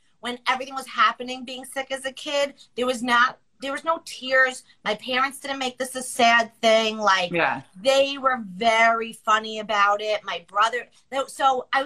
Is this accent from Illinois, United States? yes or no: no; Long Island, New York, United States; I'm from Long Island